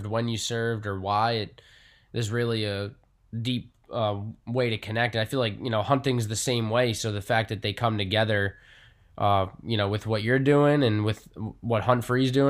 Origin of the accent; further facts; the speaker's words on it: Long Island, New York, United States; I grew up on Long Island